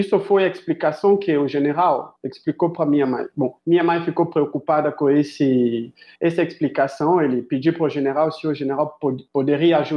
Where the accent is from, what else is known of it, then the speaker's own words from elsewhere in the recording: Kinshasa, DR Congo; Portuguese is a second language; also born or lived in Johannesburg, South Africa; now in Brazil; eu, eu nasci no, na República Democrática do Congo, em Kinshasa, que é o capital do Congo. Eu morri uma parte, eu passei minha infância em uh, ah, Joanesburgo e Kinshasa. Minha mãe é sul-africana